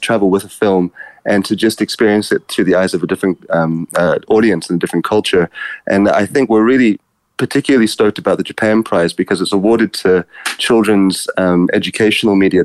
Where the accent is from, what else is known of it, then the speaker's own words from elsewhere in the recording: South Africa; growing up in South Africa, I'm from a mixed race family myself